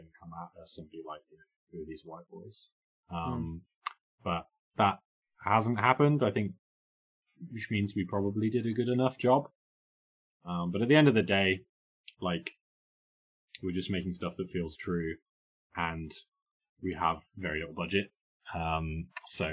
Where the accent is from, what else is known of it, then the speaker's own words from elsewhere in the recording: United Kingdom; being a British person